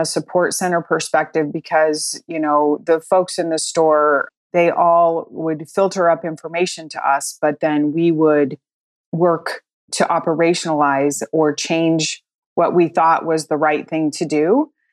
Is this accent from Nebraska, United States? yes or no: no; Colorado, United States; moved away as an adult; also born or lived in Midwest; I grew up in Colorado